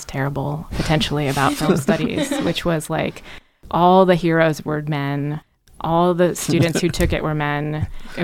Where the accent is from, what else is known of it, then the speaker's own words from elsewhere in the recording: Orlando, Florida, United States; moved away as an adult; I'm from Orlando, Florida